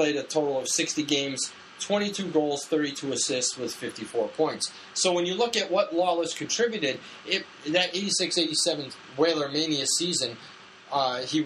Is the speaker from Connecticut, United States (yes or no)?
yes; West Hartford, Connecticut, United States; I grew up in West Hartford